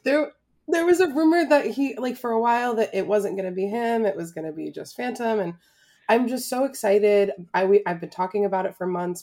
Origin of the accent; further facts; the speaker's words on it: Florida, United States; growing up in Florida